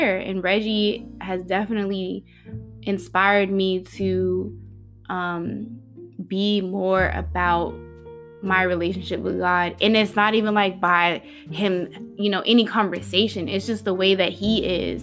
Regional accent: Newport News, Virginia, United States; moved away; also born or lived in San Diego; we're all from Newport News, Hampton

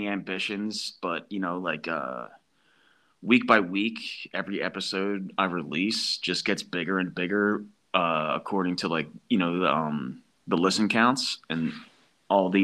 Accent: Philadelphia, Pennsylvania, United States; moved away as an adult; also born or lived in New Jersey / Virginia; growing up around the East Coast in that area, New Jersey, Northeast Philly

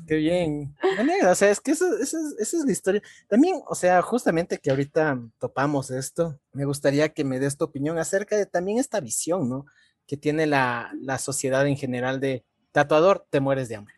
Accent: Ecuador; como ecuatorianos

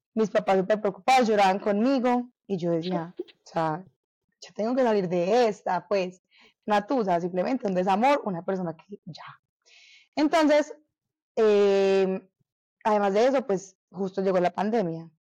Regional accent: Medellín, Antioquia, Colombia; yo sí nací y crecí y todavía vivo en Medellín

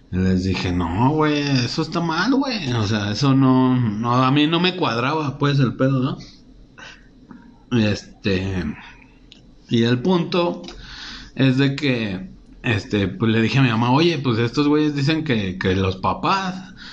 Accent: Mexico City, Mexico; yo soy del DF, güey. Lo que ahora es la Ciudad de México.

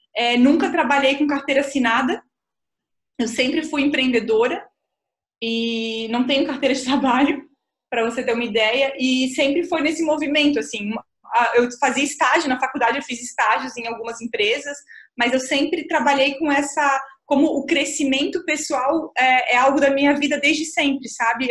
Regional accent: Florianópolis, Santa Catarina, Brazil; eu nasci em Florianópolis, a Ilha da Magia

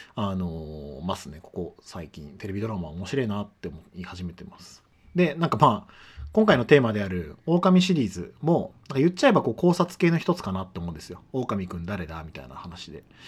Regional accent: Chiba, Japan; 地元は千葉の海浜幕張、幕張メッセとか幕張マリンスタジアムがある埋め立て地

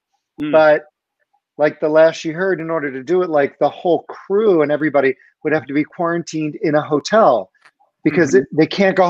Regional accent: Philadelphia, Pennsylvania, United States; I'm from Philadelphia.

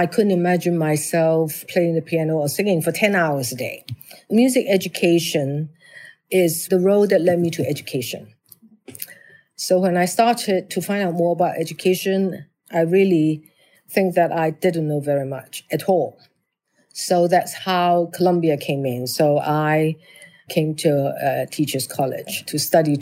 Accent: Hong Kong; I was born and bred in Hong Kong.

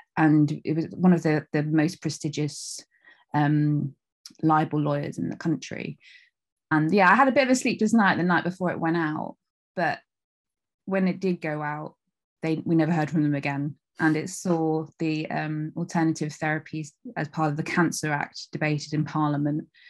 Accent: North Devon, South West England, United Kingdom; moved away as an adult; also born or lived in Leeds; I'm from North Devon. I was born in North Devon and I lived there up until, like, my mid to late twenties

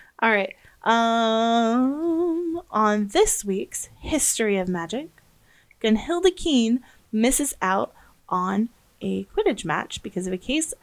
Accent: United States; accent: American; my American accent

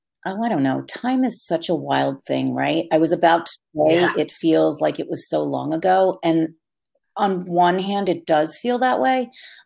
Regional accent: Jersey Shore, New Jersey, United States; now in Hudson Valley, United States; my family's still all on the Jersey Shore

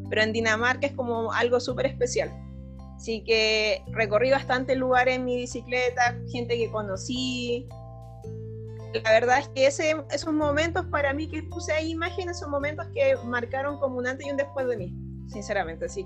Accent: Chile; moved away as an adult; porque yo me fui desde Chile con un lugar donde iba a llegar

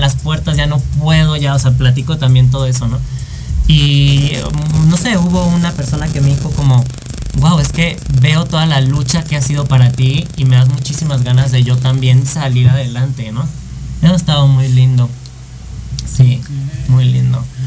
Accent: Mexico; also born or lived in France; extraño mucho mi país y yo la quiero armar en mi país, que sé, que amo y que sé cómo funciona

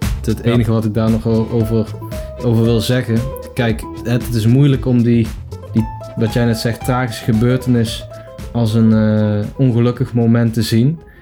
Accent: Netherlands

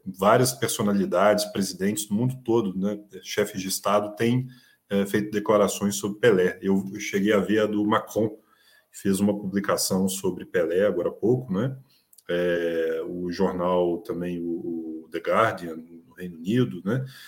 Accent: Brazil; como brasileiros

